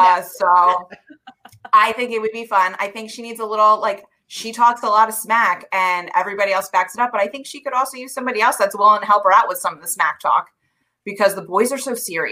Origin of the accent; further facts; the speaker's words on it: New Jersey, United States; I'm from New Jersey.